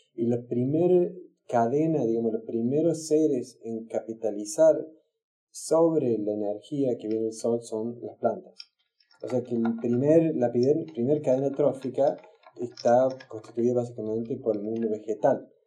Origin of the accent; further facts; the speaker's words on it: Córdoba, Argentina; moved away as an adult; now in Stockholm, Sweden; soy de Córdoba, vivo en Estocolmo desde hace casi 20 años, llegué en el año 2000